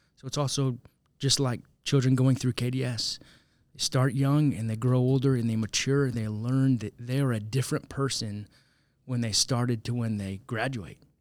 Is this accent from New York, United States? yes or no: no; St. Louis, Missouri, United States; also born or lived in Zambia; Even though I'm an American citizen, I've grown up in Saint Louis